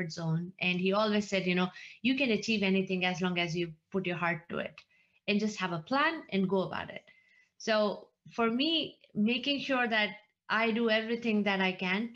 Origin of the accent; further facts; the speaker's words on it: India; moved away as an adult; I was born and brought up in India. I grew up in India. I came here after grad school